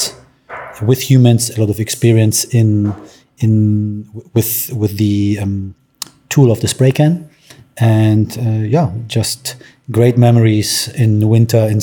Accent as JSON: {"language": "English", "region": "Berlin", "country": "Germany", "tie": "born or raised there", "also_born_or_lived": "Poland", "moved": "as an adult", "lives_now": "Cape Town, South Africa", "said": "I grew up in Berlin"}